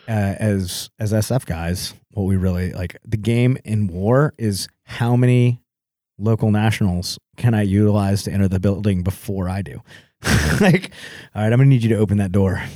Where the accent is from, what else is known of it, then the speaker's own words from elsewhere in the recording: Texas, United States; me growing up in Texas